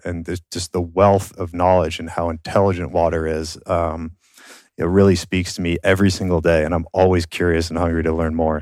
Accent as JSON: {"language": "English", "region": "Minnesota", "country": "United States", "tie": "born or raised there", "moved": "yes", "said": "I grew up in Minnesota. I, I grew up on a farm"}